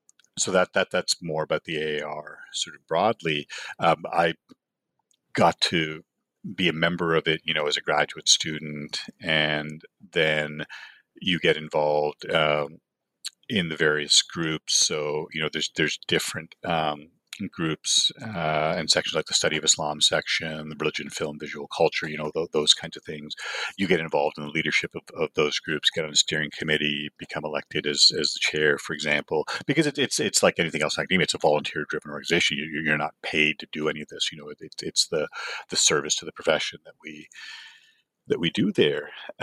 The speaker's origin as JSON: {"language": "English", "town": "Toronto", "region": "Ontario", "country": "Canada", "tie": "born or raised there", "said": "growing up in Toronto was the Eastern International region."}